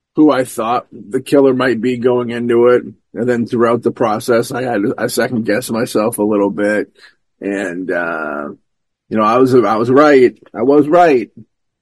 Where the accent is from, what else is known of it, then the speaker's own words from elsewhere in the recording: Hanover, Massachusetts, United States; my hometown of Hanover